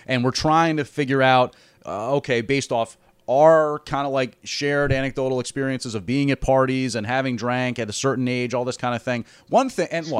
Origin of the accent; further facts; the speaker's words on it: Glen Ridge, New Jersey, United States; Glen Ridge, which is my hometown